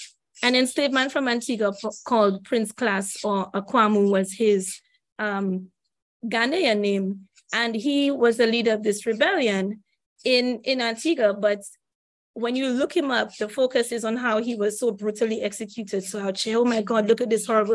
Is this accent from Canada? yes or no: no; St. Lucia; I grew up in St. Lucia